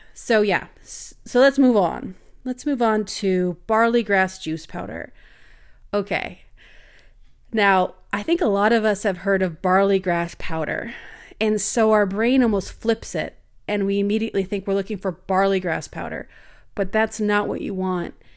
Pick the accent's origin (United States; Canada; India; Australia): Canada; I'm from Canada.